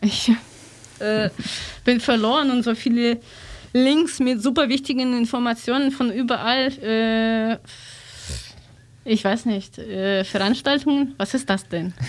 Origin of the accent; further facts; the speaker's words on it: Russia; German is a second language; moved away; ich bin aus Russland